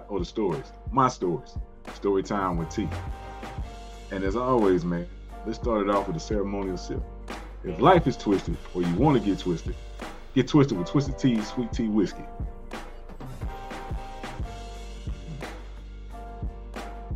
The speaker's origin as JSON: {"language": "English", "town": "Houston", "region": "Texas", "country": "United States", "tie": "born or raised there", "said": "I grew up in Southeast Houston."}